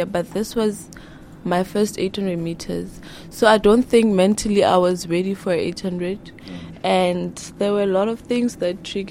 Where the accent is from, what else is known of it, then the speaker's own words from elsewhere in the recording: Lesotho; moved away as an adult; I'm from Lesotho originally. That's my home. So I came here for school, obviously, and I do athletics, 800 meters. I'm 30.